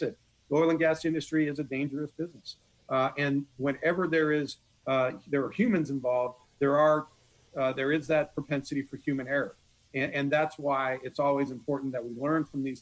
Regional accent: California, United States; moved away as an adult; also born or lived in Long Beach, California; now in Corpus Christi, United States; I'm a Californian by birth, but I'm a Texan by choice

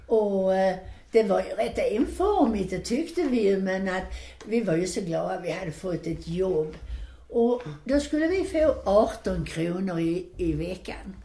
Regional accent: Landskrona, Skåne, Sweden; Där hemma i Landskrona för vi, vi var ju nära Danmark

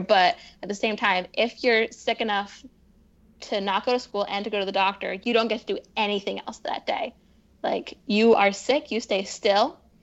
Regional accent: Poughkeepsie, New York, United States; moved away as an adult; also born or lived in Boston / Midwest; I grew up in upstate New York.

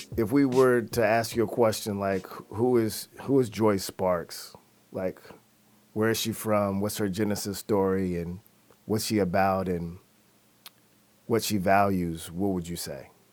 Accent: Seattle, Washington, United States; growing up in Seattle

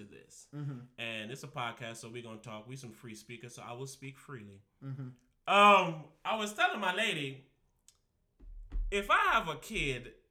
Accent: Rock City, St. Thomas, U.S. Virgin Islands; I'm from Rock City, St. Thomas.

